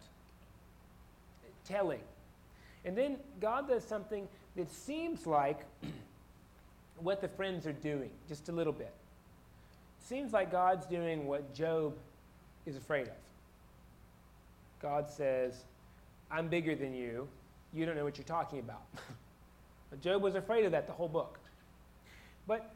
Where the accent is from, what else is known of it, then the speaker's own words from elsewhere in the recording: Florida, United States; moved away; I grew up in Florida